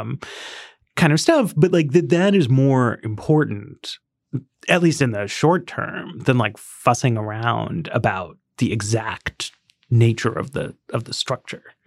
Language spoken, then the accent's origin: English; New York City, New York, United States; I grew up in Greenwich Village